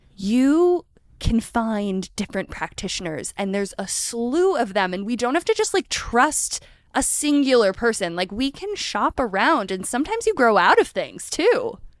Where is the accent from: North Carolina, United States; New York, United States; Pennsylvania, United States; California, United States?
Pennsylvania, United States; right outside of Philadelphia; I grew up right outside of Philadelphia